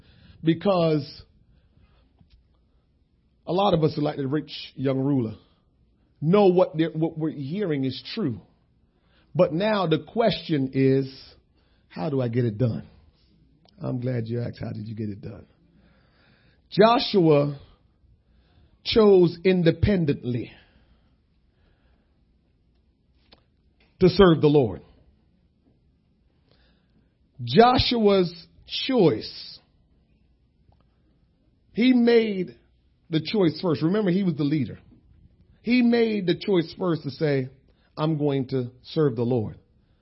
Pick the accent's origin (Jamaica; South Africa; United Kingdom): Jamaica; moved away; I'm a Jamaican.